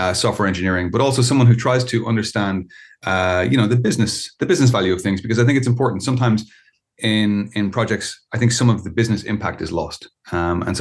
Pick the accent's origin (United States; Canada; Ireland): Ireland; I'm an Irish citizen. I live in Ireland